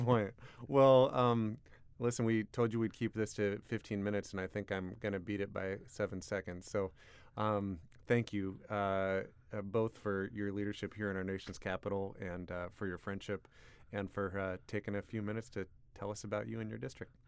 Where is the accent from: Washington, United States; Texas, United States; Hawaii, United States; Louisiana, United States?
Washington, United States; Port Angeles; my hometown of Port Angeles